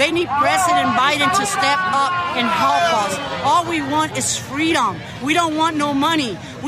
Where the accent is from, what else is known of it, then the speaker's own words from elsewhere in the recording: Florida, United States; because I'm from Florida